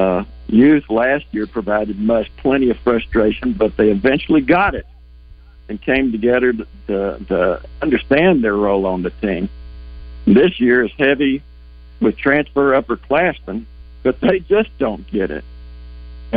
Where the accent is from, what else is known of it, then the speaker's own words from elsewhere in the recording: Little Rock, Arkansas, United States; also born or lived in Fayetteville, Arkansas; I grew up in Little Rock and lived 25 years in Fayetteville